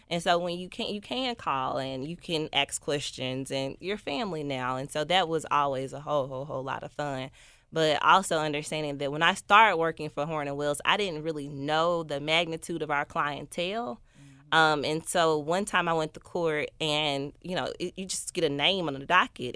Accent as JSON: {"language": "English", "town": "Memphis", "region": "Tennessee", "country": "United States", "tie": "born or raised there", "said": "I am from North Memphis"}